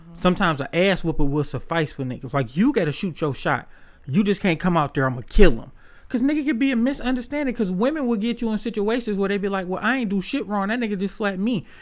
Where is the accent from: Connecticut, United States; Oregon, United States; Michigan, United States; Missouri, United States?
Michigan, United States; Detroit; growing up on the East Side